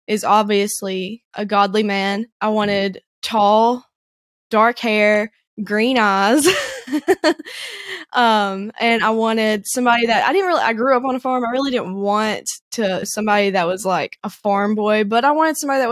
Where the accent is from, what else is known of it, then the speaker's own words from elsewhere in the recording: the Shoals area, Northwest Alabama, United States; moved away as an adult; now in Chattanooga, United States; I grew up in Northwest Alabama, around in the Shoals area